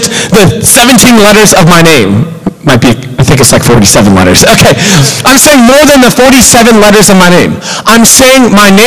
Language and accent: English; Pittsburgh, Pennsylvania, United States; moved away as an adult; also born or lived in Youngstown, Ohio; I'm from Pittsburgh, and I ended up in Youngstown, Ohio in Victory School Ministry